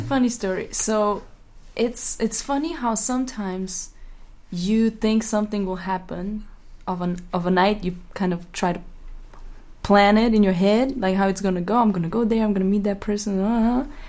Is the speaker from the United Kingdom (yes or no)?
no; Ljubljana, Slovenia; moved away; I'm from Ljubljana. Like I was raised in Ljubljana, Slovenia